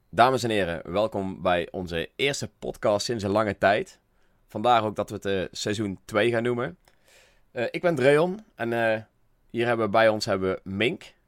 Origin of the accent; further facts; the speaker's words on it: North Brabant, Netherlands; accent: Brabants; mijn Brabantse stem